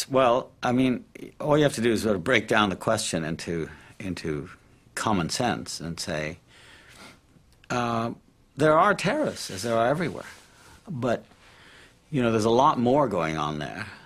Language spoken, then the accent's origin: English; Palestine; also born or lived in Cairo, Egypt; I mean, I myself, growing up in the Middle East, in Palestine and Cairo, used to delight in films on the Arabian Nights